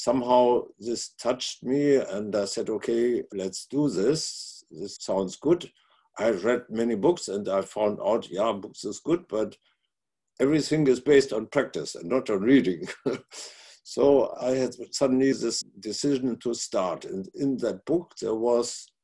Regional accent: Northern Germany, Germany; also born or lived in Italy / Hamburg; I was born in Italy during the last day of the war. And then my mother went with me to a little city in North Germany. There I grew up, and when I was 17, I changed to the city of Hamburg

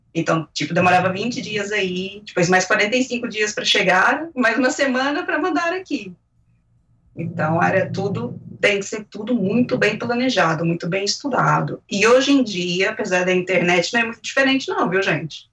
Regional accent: Brazil; moved away as an adult; now in Spain; eu constava como brasileira

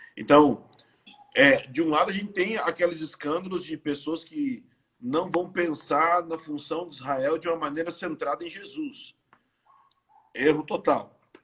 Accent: Brazil; eu sou brasileiro

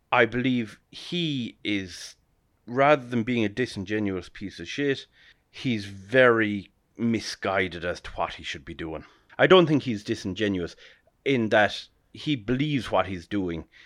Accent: Ireland; we, as Irish people

